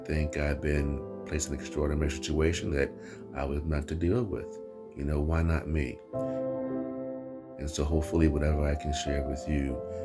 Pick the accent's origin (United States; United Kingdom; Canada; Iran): United States; New York City, New York; I was born in Harlem, New York City, and we had great experiences there living in the projects